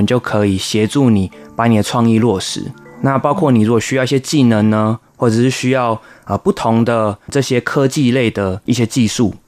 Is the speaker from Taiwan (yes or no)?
yes; Penghu County, Taiwan; 在澳洲留学之后呢，回来到台湾，然后回到我们的家乡澎湖，就是在澎湖这边执行呃国际艺术交流协会一些业务。